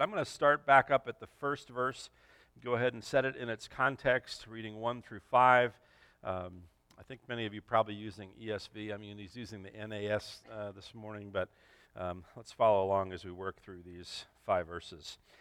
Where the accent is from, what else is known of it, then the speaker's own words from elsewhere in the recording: Los Angeles, California, United States; moved away as an adult; also born or lived in Santa Clarita, California; I grew up in the San Fernando Valley